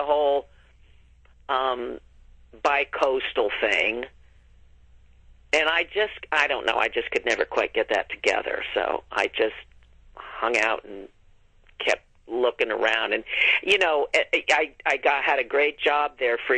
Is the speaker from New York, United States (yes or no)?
yes; New York area, United States; moved away as an adult; now in Los Angeles, United States; I'm from the New York area, too